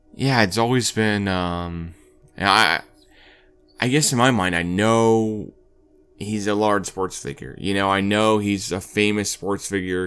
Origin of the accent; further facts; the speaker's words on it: Oklahoma, United States; growing up in Oklahoma